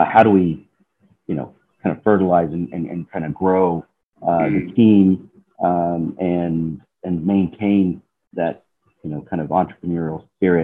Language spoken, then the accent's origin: English; Georgia, United States; moved away as an adult; also born or lived in Seattle; growing up in Georgia